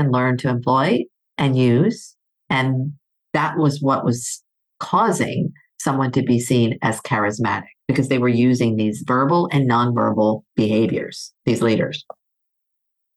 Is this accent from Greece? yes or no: yes; Greece; moved away; I grew up in Greece.